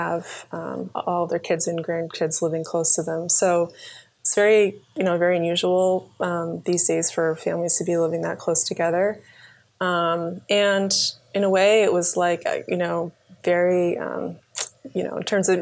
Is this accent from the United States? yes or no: yes; Cape Cod, Massachusetts, United States; also born or lived in Plymouth, Massachusetts; So I was actually born in Plymouth, Massachusetts. place where the pilgrims landed. And I grew up in on Cape Cod